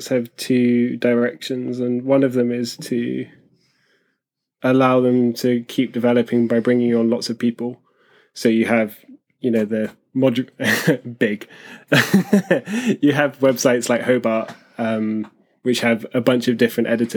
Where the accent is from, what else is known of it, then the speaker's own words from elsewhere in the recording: London, United Kingdom; accent: Southern; now in Liverpool, United Kingdom; I grew up in London and kind of moved around a bit